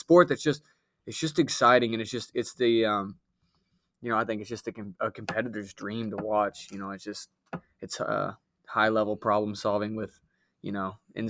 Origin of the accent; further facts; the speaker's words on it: Marshall County, Kentucky, United States; We're from Marshall County, right?